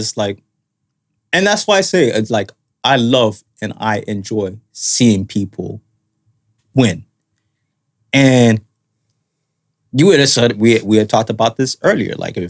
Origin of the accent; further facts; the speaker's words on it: Canada; from just being in Canada as a Canadian.